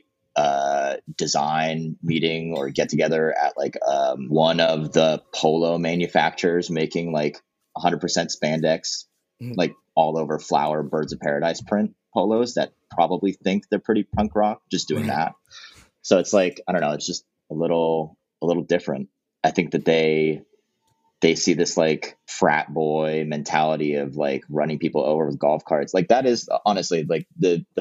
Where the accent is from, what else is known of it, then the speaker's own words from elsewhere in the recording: San Diego, California, United States; also born or lived in Los Angeles; I grew up in San Diego where like you could just wear board shorts and rainbow flip flops for your entire life